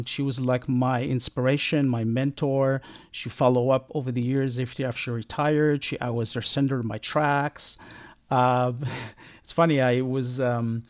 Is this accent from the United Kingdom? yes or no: no; Israel; I grew up in Israel